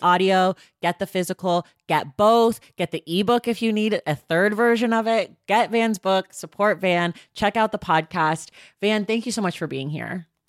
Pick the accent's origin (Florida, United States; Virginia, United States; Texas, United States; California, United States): California, United States; I'm a California native